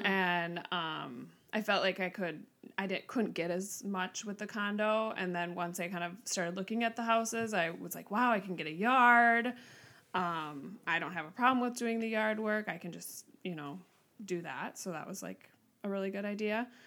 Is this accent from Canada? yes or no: no; Mounds View, Minnesota, United States; I grew up in Mounds View, Minnesota